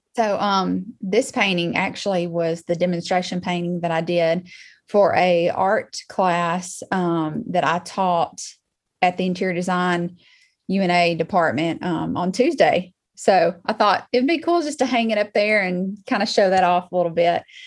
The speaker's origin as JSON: {"language": "English", "town": "Muscle Shoals", "region": "Alabama", "country": "United States", "tie": "born or raised there", "said": "I was born and raised in Muscle Shoals, Alabama. I've been here pretty much my whole life."}